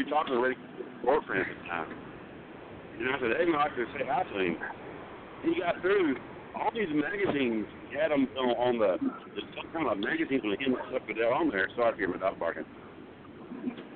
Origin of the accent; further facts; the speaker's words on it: Texas, United States; I'm from Texas